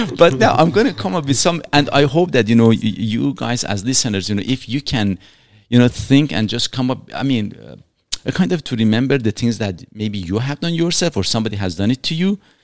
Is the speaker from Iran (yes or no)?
yes; Iran; now in Canada; I was born in Iran